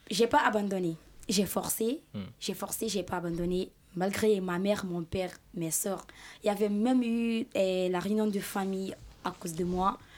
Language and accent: French; Guinea; French is a second language; Je viens de la Guinée-Conakry.